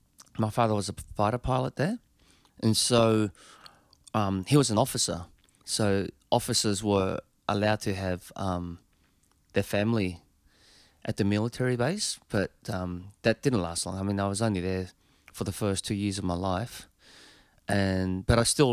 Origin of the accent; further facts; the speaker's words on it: Australia; Being Australian.